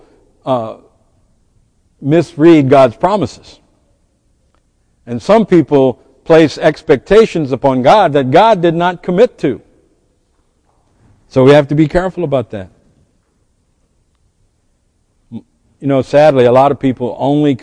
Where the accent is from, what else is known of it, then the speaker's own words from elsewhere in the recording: United States; We as American